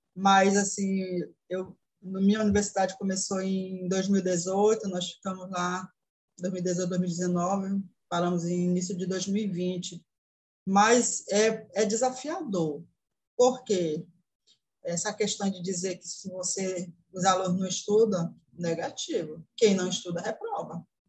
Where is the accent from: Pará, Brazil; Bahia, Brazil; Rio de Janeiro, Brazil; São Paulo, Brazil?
Pará, Brazil; Tomé-Açu; Sou da cidade de Tomeaçu, interior do Pará, próximo aproximadamente 200 quilômetros de Belém, capital.